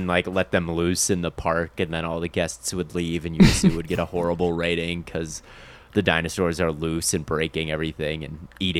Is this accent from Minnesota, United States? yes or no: yes; Minnesota, United States; now in Phoenix, United States; I'm from Minnesota originally, so I spent most of my life with a lawn and everything, and then you go to Phoenix and it's just pebbles and stones and dirt.